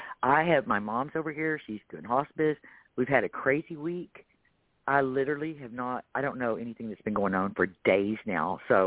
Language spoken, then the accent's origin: English; Texas, United States; accent: Texas; with my Texas accent, I don't know if I ever say it right.